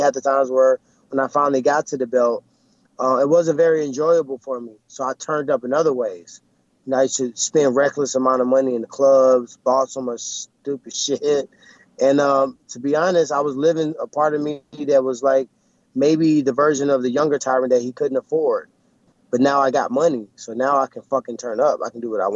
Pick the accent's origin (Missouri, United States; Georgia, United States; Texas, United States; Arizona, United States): Missouri, United States; St. Louis; I'm from St. Louis